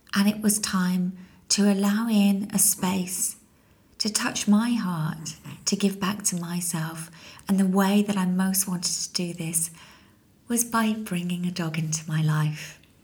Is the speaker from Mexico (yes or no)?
no; United Kingdom; also born or lived in London; as a British citizen